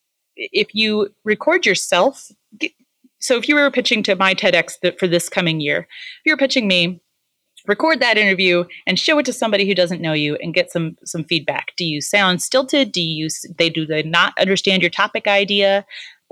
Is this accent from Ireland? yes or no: no; Midwest, United States; I'm from the Midwest